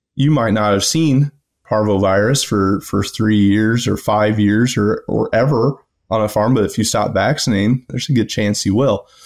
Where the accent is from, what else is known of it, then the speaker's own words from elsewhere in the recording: Rockwell City, Iowa, United States; I'm from Rockwell City originally in West Central Iowa. uh, grew up on a family farm.